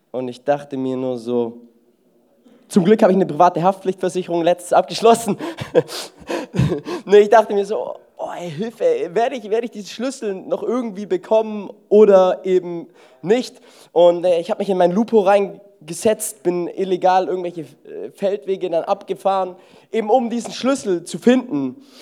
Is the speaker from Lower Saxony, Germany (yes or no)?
no; Baden-Württemberg, Germany; Ich denke mir so, ich bin Schwabe und außerdem, wenn die 30 Euro, die müssen sich ja auch lohnen.